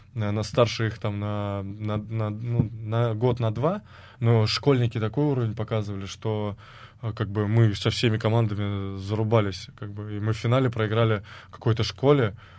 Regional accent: Samara, Samara Oblast, Russia; moved away as an adult; мой родной город, где моя мама, также, как бы, мои родственники, мои друзья

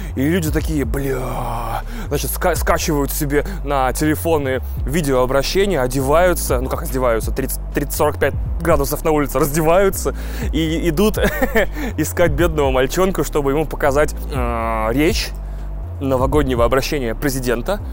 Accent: Russia; also born or lived in Odesa, Ukraine; технически москалем и представителем нации

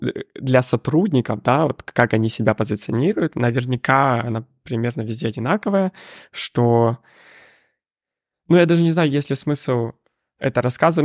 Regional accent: Ukraine; moved away as an adult; я сам с Украины

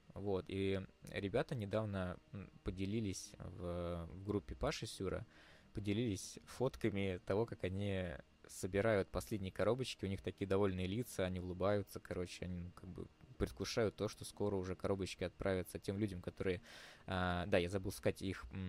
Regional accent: Moscow, Russia; мы из Москвы

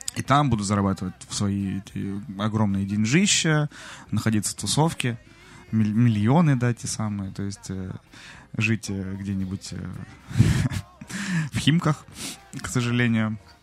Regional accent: Novosibirsk, Novosibirsk Oblast, Russia; moved away; я из Новосибирска, у нас со снегом все в порядке

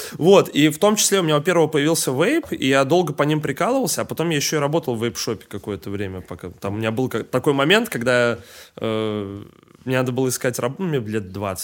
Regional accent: Saint Petersburg, Russia; я из Питера сам, Э, как бы как-то, блядь, говорится, коренной петербуржец

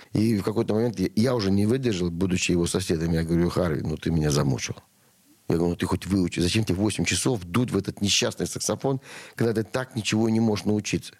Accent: Russia; я из России в любом месте.

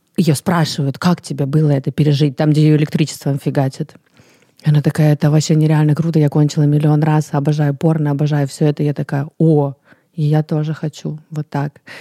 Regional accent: Russia; also born or lived in Paris; я русская

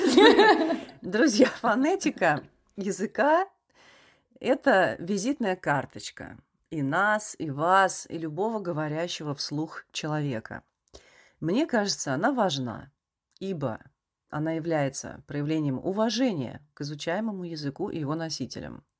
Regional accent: Russia; moved away as an adult

